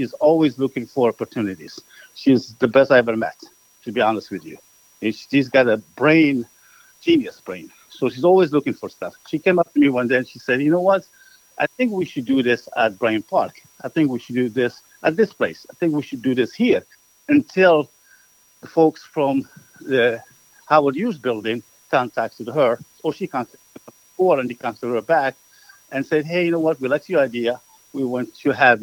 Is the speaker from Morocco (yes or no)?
yes; Morocco; moved away; also born or lived in Manhattan; I'm from Morocco